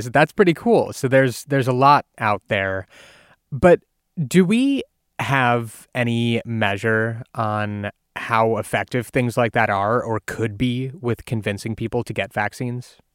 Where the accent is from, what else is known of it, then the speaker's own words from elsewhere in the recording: Ohio, United States; my home state of Ohio